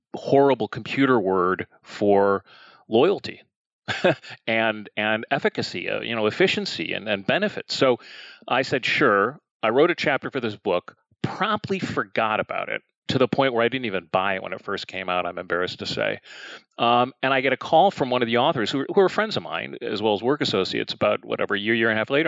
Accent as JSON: {"language": "English", "town": "Chicago", "region": "Illinois", "country": "United States", "tie": "born or raised there", "also_born_or_lived": "New York", "moved": "as an adult", "said": "I grew up in Chicago, which is the the third largest city here in the United States and grew up in the city."}